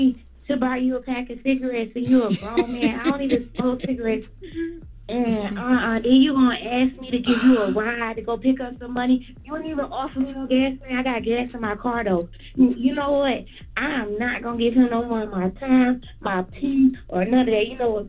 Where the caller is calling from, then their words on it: Brunswick, Georgia, United States; I'm calling from Brunswick, Georgia.